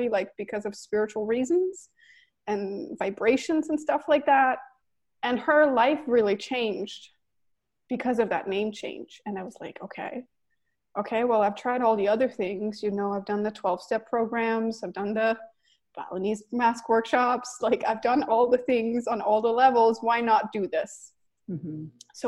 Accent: Denmark; also born or lived in New York City, United States; now in Los Angeles, United States; So I'm Danish and I grew up in Denmark

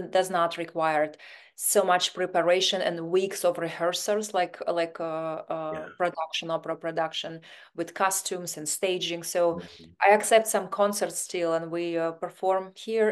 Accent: Siberia, Russia; English is a second language; moved away as an adult; now in Los Angeles, United States; But I'm originally from Siberia, Russia.

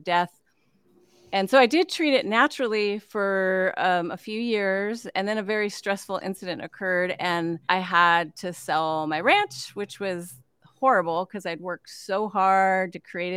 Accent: Northern California, United States; now in Kauai, United States; I grew up in Northern California

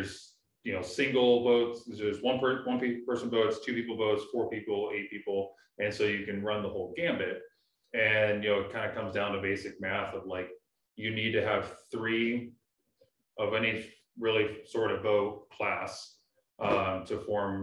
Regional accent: Canton, Ohio, United States; where I grew up down in Canton

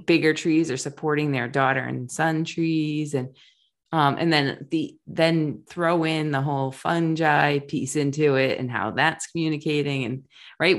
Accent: Rhode Island, United States; I grew up in Rhode Island, the beaches were really packed

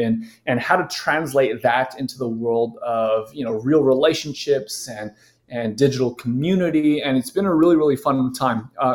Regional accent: Southern California, United States; I grew up in Southern California

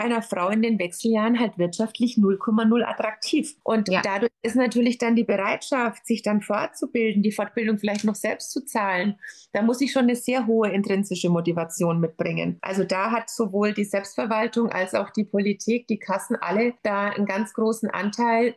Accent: Bavaria, Germany; bei uns in Bayern

